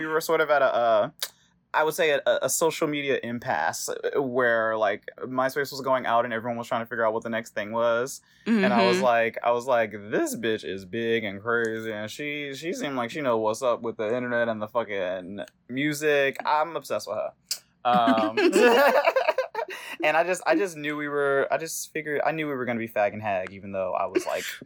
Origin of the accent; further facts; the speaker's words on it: Philadelphia, Pennsylvania, United States; now in Brooklyn, United States; I currently live in Brooklyn. I'm originally from Philly